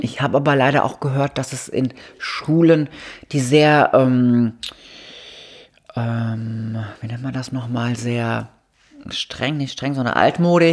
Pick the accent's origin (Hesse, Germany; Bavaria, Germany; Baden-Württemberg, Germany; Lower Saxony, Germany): Baden-Württemberg, Germany; Mannheim area; now in Cologne, Germany; ich komme da aus der Gegend